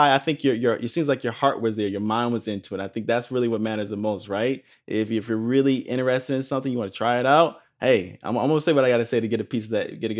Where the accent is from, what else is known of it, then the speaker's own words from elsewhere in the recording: Palos Hills, Illinois, United States; I know I come from a small town myself, Palos Hills. I'm originally from Illinois, just outside of Chicago, this town called Palos Hills.